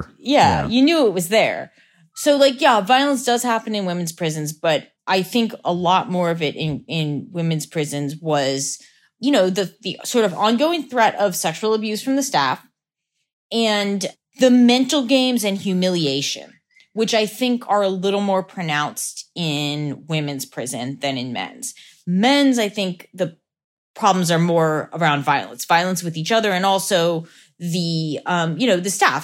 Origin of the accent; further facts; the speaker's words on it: Lancaster, Pennsylvania, United States; Lancaster, Pennsylvania.